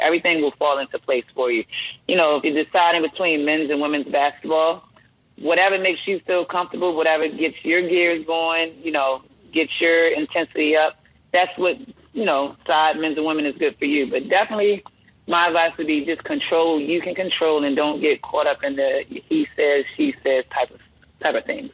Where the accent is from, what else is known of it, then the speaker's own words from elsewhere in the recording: Baltimore, Maryland, United States; also born or lived in Delaware; I grew up in uh, Baltimore, Maryland, born and raised Baltimore, Maryland.